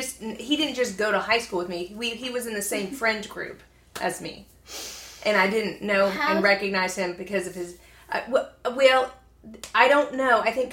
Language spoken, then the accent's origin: English; Bossier City, Louisiana, United States; moved away; "Well, really, I'm from Bossier."